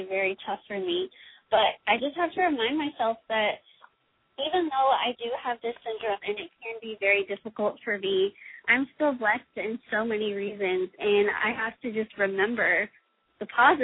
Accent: Austin, Texas, United States; The school I go to is 20 minutes away from Austin, my hometown, in my parents' house

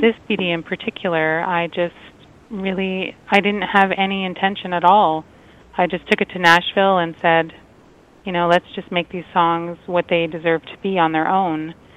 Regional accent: Toronto, Ontario, Canada; the venue is right in my hometown

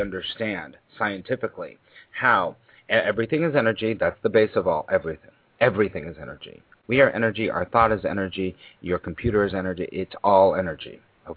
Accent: Los Angeles, California, United States; now in New York, United States; I moved to New York, because I grew up in Los Angeles

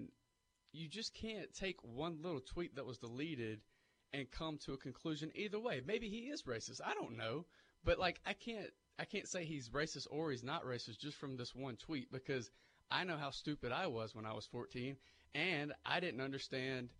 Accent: Vidalia, Georgia, United States; moved away as an adult; I grew up in Vidalia. I went to a public school

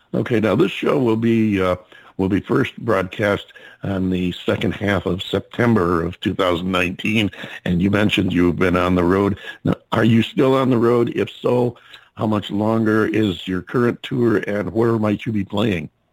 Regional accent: upstate New York, United States; now in Phoenix, United States; I'm from upstate New York

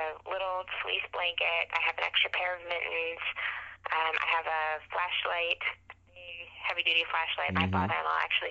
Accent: Napa, California, United States; also born or lived in Willamette Valley, Oregon / Shenandoah Valley, Virginia; now in Virginia, United States; I grew up in Napa, California

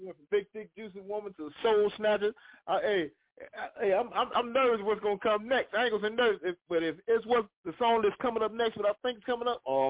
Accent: Springfield, South Carolina, United States; now in Orangeburg, United States; I'm originally from Springfield, South Carolina, but I reside in Orangeburg.

